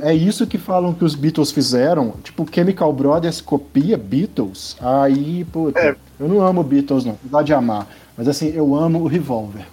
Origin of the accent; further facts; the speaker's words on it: Belo Horizonte, Minas Gerais, Brazil; also born or lived in Juiz de Fora; Eu cresci na Concórdia aqui em Belo Horizonte